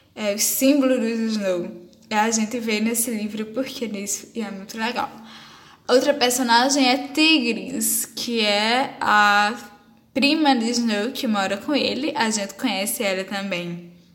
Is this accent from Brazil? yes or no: yes; Brazil; eu sou brasileiro